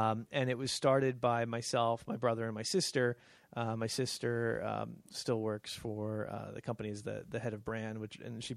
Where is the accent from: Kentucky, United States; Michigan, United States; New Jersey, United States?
New Jersey, United States; moved away as an adult; also born or lived in California / Pennington, New Jersey; I'm originally from New Jersey